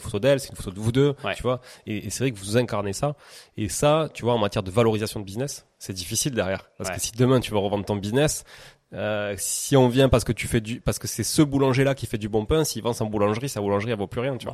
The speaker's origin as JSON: {"language": "French", "town": "Toulouse", "region": "Occitania", "country": "France", "said": "je, me sentais un peu ambassadeur de la ville de Toulouse à force de dire je viens de Toulouse"}